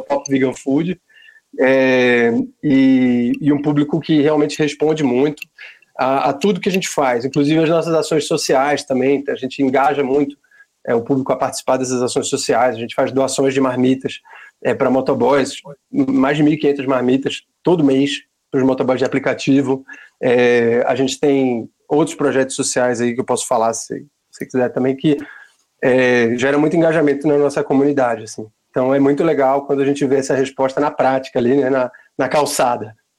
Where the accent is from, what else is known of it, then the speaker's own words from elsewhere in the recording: Recife, Pernambuco, Brazil; now in São Paulo, Brazil; eu sou de Pernambuco